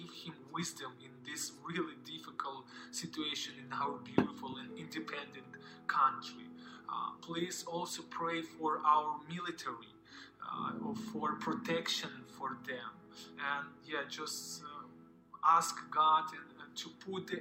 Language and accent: English; Ukraine; I am from Ukraine.